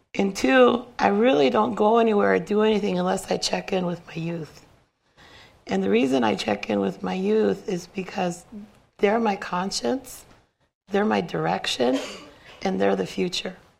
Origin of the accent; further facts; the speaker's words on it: Cheyenne River Sioux Reservation, South Dakota, United States; I come from the Cheyenne River Sioux Reservation.